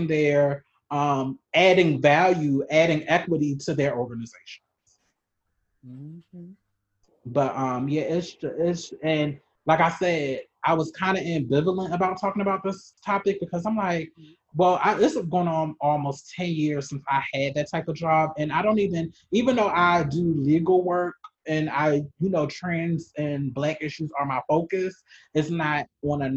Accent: Baltimore, Maryland, United States; I'm originally from Maryland

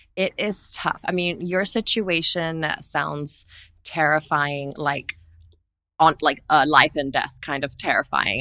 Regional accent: Singapore; growing up in Asia and Singapore

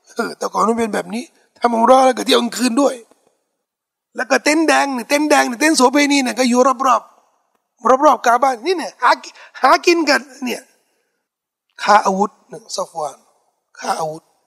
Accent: Thailand; เขาถามว่าเป็นคนที่ไหนบอกว่าไทยแลนด์

